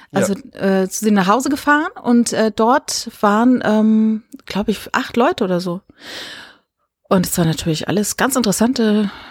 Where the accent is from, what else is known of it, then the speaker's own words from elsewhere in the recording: Saarland, Germany; born there; Also ich bin ja hm? gebürtig aus dem Saarland